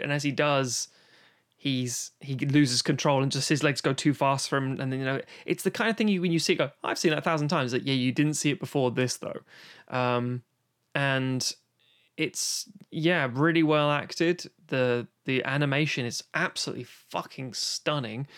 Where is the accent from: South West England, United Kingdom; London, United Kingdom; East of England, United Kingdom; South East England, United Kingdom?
London, United Kingdom; growing up in London